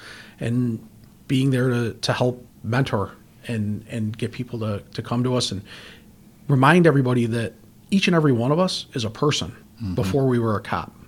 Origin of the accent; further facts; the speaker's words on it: Greece, New York, United States; I grew up in Greece.